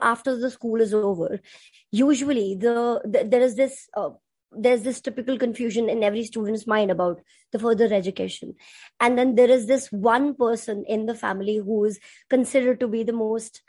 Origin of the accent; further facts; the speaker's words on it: Punjab, India; I'm from India and I am a Punjabi.